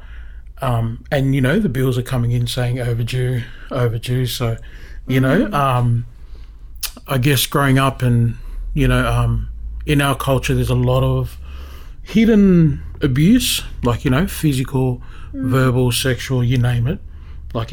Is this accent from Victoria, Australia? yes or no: no; Sydney, New South Wales, Australia; we grew up in Crow's Nest. We kind of grew up at like Clifton Gardens, which is down Mossman Way near Balmoral